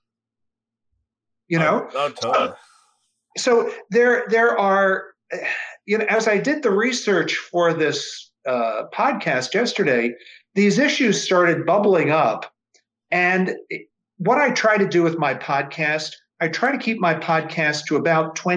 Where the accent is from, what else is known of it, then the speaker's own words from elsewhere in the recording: New York City, New York, United States; now in San Francisco, United States; I was born in Manhattan. I was born a few blocks away from Times Square.